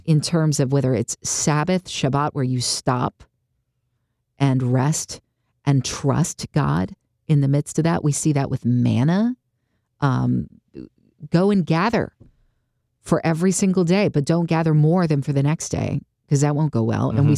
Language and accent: English; United States; I grew up in the United States of America